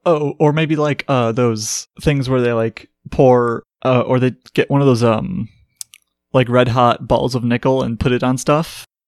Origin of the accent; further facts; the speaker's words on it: Midwest, United States; as a Midwesterner